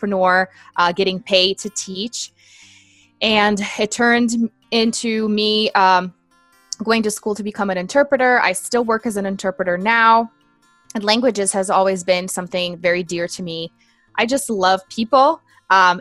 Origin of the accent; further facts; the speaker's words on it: Brazil; English is a second language; I'm originally from Brazil, born and raised